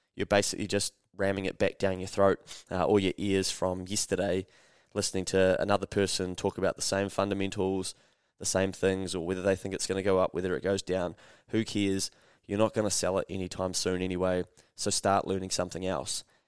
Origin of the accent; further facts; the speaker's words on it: New Zealand; I'm a Kiwi